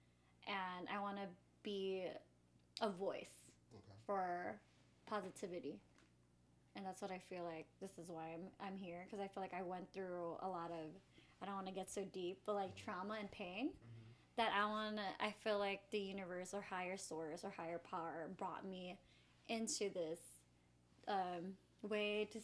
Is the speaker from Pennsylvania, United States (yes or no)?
no; Chicago, Illinois, United States; I'm from Chicago, of course, and I'm a preschool teacher